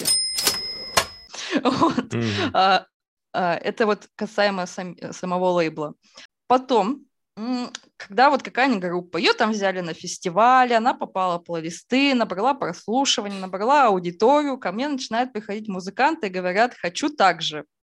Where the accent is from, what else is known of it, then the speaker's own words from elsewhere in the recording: Izhevsk, Udmurt Republic, Russia; я из Ижевска, и да. Ижевск – это столица а, Удмуртской республики, и зима там идет, ну, месяцев пять точно